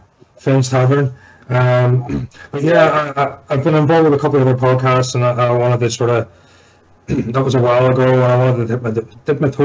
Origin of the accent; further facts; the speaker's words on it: Northern Ireland, United Kingdom; moved away; I'm originally from Northern Ireland